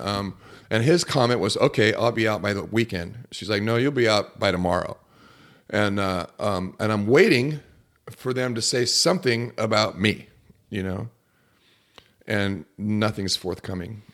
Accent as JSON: {"language": "English", "town": "Laguna Beach", "region": "California", "country": "United States", "tie": "born or raised there", "said": "I grew up in the sixties, and, and I grew up in Laguna Beach, California"}